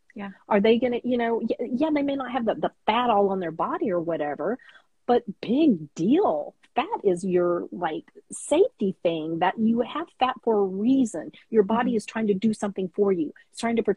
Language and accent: English; Texas, United States; I'm a Tex-Mex girl. I'm from Texas